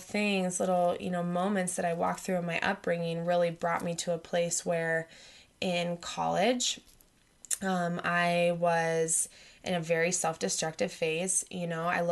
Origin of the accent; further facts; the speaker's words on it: Lincoln, Nebraska, United States; I grew up in Lincoln, Nebraska